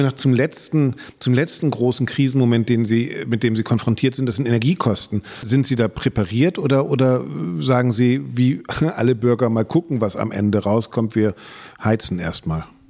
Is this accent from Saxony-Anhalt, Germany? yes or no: no; Bremen, Germany; Ich bin aufgewachsen in Bremen